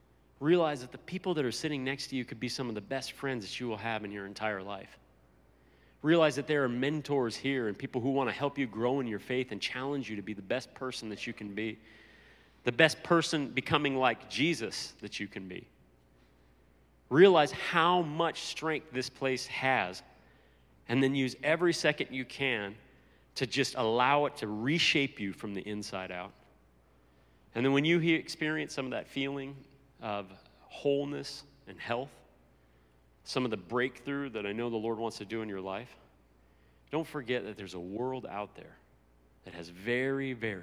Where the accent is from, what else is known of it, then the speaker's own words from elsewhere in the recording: United States; moved away as an adult; now in Italy; being an American